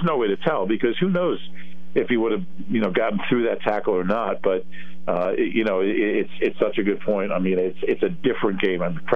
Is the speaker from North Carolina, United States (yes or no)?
no; Columbus, Ohio, United States; moved away; my dad used to teach at Ohio State, so I grew up in Columbus.